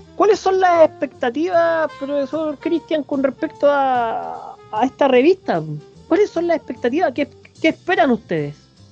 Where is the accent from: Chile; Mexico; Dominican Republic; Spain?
Chile; somos chilenos